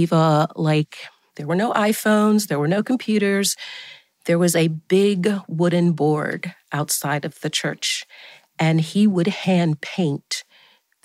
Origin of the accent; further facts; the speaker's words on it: Atlanta, Georgia, United States; Growing up on Auburn Avenue, which is a very famous street, not only in Atlanta, but across the country and across the globe